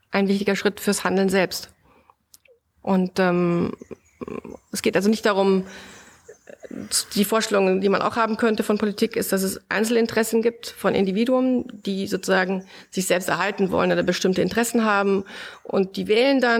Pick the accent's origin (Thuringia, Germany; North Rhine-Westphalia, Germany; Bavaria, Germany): Bavaria, Germany; Du kommst aus Mecklenburg-Vorpommern, ich komme aus Bayern mit einem italienischen Hintergrund.